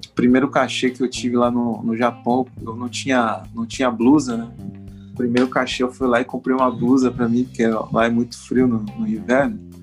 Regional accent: Mauá, São Paulo, Brazil; moved away as an adult; also born or lived in Japan; now in Rio de Janeiro, Brazil; eu sou é, natural de, do município de Mauá. Mauá é ali na periferia de São Paulo. E aí eu vivi em Mauá até os 18

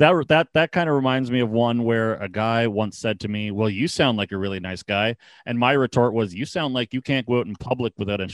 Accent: Ontario, Canada; being Canadian, I guess, and being from Ontario, I grew up with a lot of Toronto Maple Leaf fans

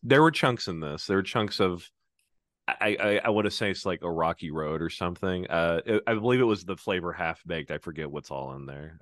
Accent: Oklahoma, United States; moved away as an adult; now in Massachusetts, United States; I grew up in Oklahoma

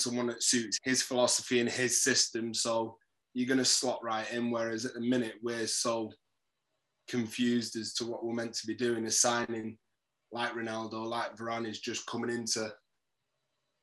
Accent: Manchester, North West England, United Kingdom; So I was born in Moss Side, but the part of Moss Side I was born is like a couple miles to Old Trafford

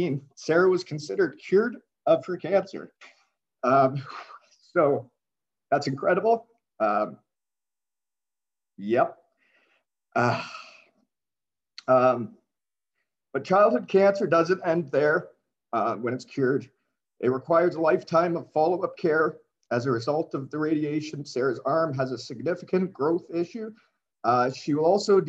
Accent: Elmira, Ontario, Canada; I'm from Elmira, Ontario

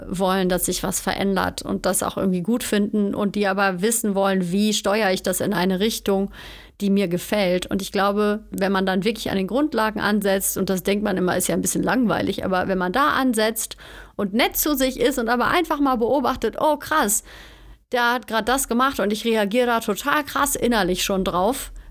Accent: Cologne, North Rhine-Westphalia, Germany; moved away as an adult; now in Bavaria, Germany; Ich bin vom Ruhrpott quasi, also von Köln, bin ich nach Bayern gezogen, in die Nähe von München.

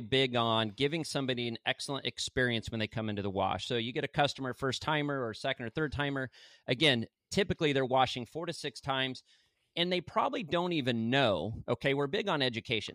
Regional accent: Arizona, United States; now in Santa Rosa Beach, United States; I'm from Arizona

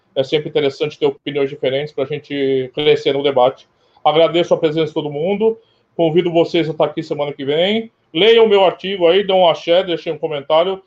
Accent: Brazil; eu sou brasileiro

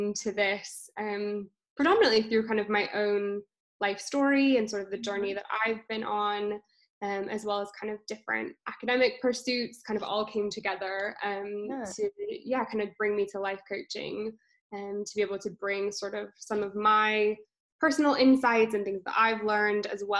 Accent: California, United States; moved away as an adult; now in London, United Kingdom; I'm originally from California, but I've been living in London for the last 5 years.

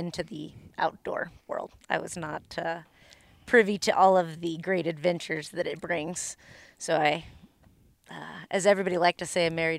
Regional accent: Long Beach, California, United States; moved away; also born or lived in Oregon; So there again, I am a transplant. So I am from California, born. I know, you're surrounded. And tell them where. That would be Long Beach. Long Beach, California.

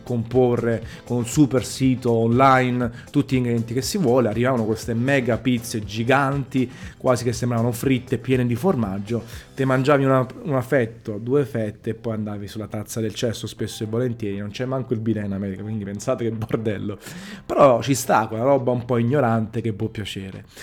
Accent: Naples, Campania, Italy; sono napoletano

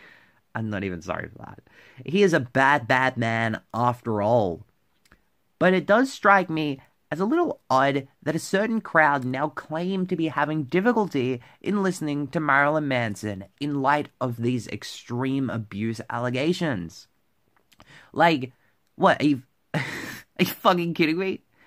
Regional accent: Victoria, Australia; my home state of Victoria

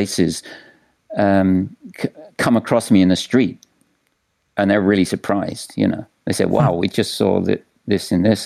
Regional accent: England, United Kingdom; also born or lived in Austin, Texas; now in New York City, United States; I'm from England, and I visited visited America a few times when I was younger

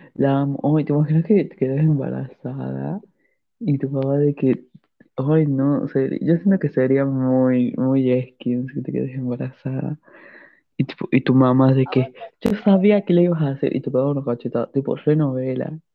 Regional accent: La Rioja, Argentina; yo y la Agustina somos de Argentina. Somos de una provincia pobre que es La Rioja

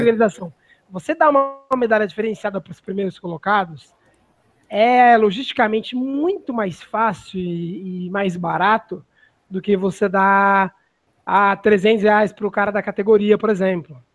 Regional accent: São Paulo, Brazil; eu sou de São Paulo

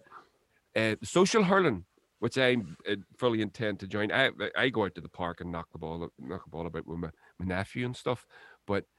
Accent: Lurgan, Northern Ireland, United Kingdom; I was raised here in North Lurgan

